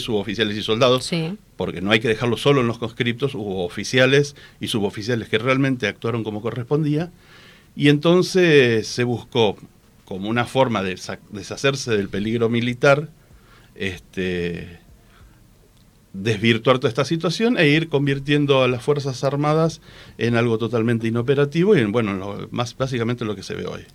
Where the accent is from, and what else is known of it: Argentina